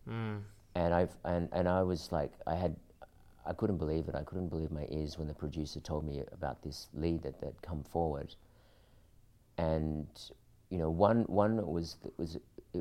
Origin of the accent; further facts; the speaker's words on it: Australia; also born or lived in Philippines; growing up in Australia, I looked Filipino, but inside I felt Australian.